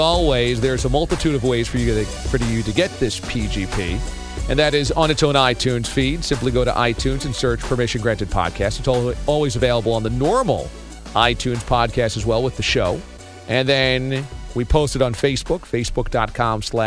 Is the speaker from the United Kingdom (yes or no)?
no; Warwick, New York, United States; my hometown of Warwick, New York